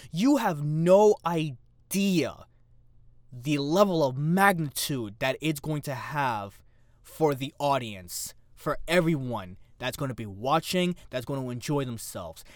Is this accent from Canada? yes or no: no; New York City, New York, United States; within New York City, you know, cuz it's my hometown